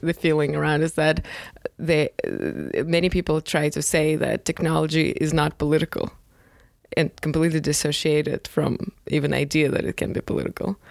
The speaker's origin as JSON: {"language": "English", "region": "Moscow", "country": "Russia", "tie": "born or raised there", "moved": "yes", "said": "growing up in Moscow, which is like megapolis, there you can definitely live without a car"}